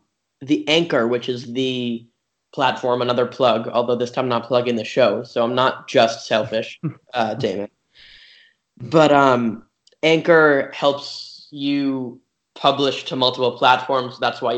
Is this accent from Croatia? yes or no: yes; Croatia; We're from Croatia.